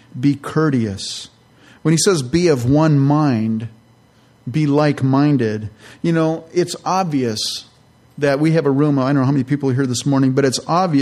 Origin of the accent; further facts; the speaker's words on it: California, United States; also born or lived in Minnesota; I'm from California.